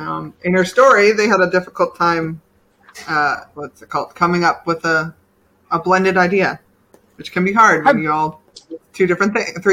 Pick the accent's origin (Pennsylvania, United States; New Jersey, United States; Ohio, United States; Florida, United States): New Jersey, United States; I'm from Jersey.